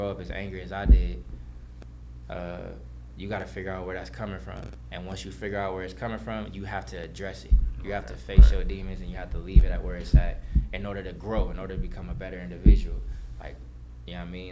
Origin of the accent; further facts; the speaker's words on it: Los Angeles, California, United States; also born or lived in Valencia, California / Lancaster, California; I'm from Van Nuys, you feel me, like, and was raised out there